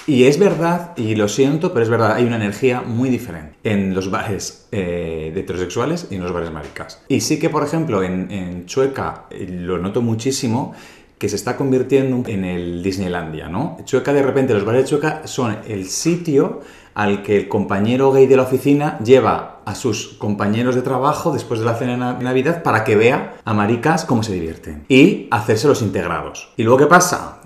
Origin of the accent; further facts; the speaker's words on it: Calahorra, La Rioja, Spain; now in Madrid, Spain; mi pueblo